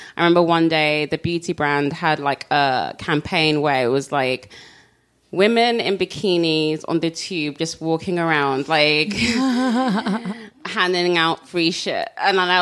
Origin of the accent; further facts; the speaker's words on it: London, United Kingdom; I was born and raised in London